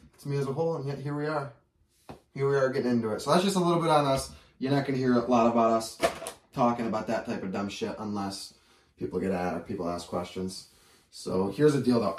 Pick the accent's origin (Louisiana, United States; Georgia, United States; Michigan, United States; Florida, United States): Michigan, United States; Lapeer; also born or lived in Grand Blanc, Michigan; born and raised in Lapeer my whole life